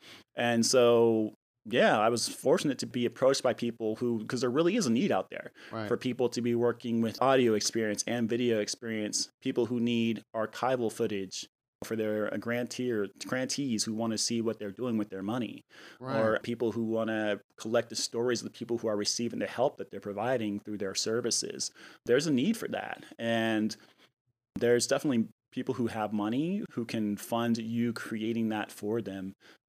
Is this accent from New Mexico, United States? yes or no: yes; New Mexico, United States; I mean, being that I came from New Mexico and I've been in the Bay Area for 9 years, when I first moved here, you know, I didn't really know anyone.